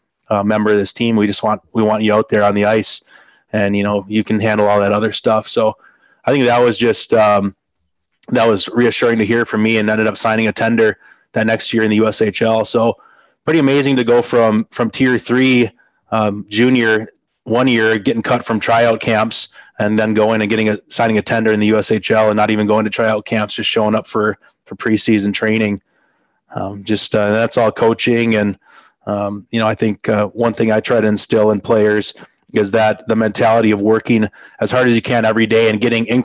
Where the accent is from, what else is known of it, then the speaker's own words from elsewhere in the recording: Green Bay, Wisconsin, United States; I grew up playing in the Green Bay area for the Green Bay Bobcats